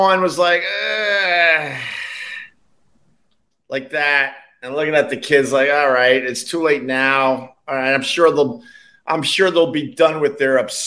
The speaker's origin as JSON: {"language": "English", "area": "Long Island", "region": "New York", "country": "United States", "said": "I'm from Long Island originally, and we came into the city"}